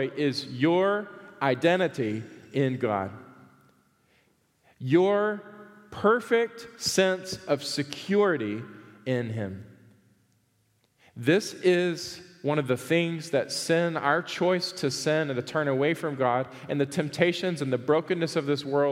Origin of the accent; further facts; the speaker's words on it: the South, United States; I grew up in the South.